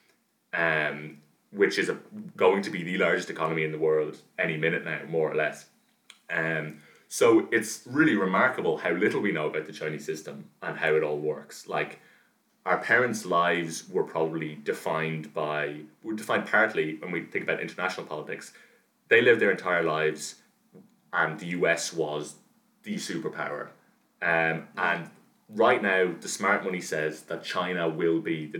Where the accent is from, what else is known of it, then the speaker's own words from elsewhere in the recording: Dublin, Leinster, Ireland; I'm from Dublin